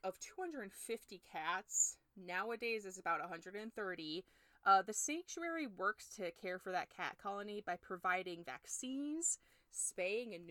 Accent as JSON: {"language": "English", "country": "United States"}